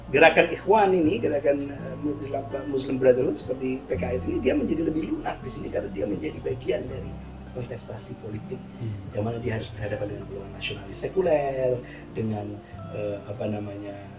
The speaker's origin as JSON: {"language": "Indonesian", "country": "Indonesia", "said": "kita sebagai bangsa Indonesia"}